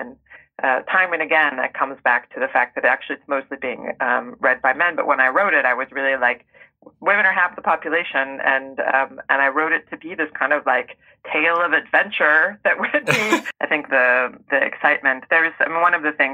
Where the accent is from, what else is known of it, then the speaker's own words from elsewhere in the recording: rural Oregon, United States; I grew up in rural Oregon